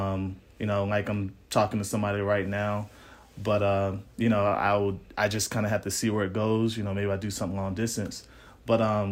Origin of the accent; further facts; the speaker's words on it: New Jersey, United States; moved away; also born or lived in Atlanta, Georgia; I'm originally from Jersey, but I moved out here for a job.